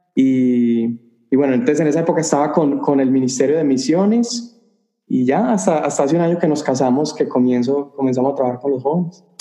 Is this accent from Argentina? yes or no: no; Medellín, Antioquia, Colombia; now in El Paso, United States; yo soy colombiano de Medellín, Colombia, la ciudad más hermosa del mundo